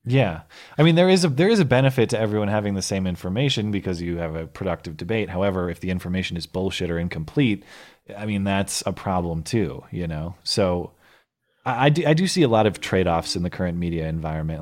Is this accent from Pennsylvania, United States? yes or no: no; St. Louis Park, Minnesota, United States; I was born in Saint Louis Park, Minnesota, October eighty-seven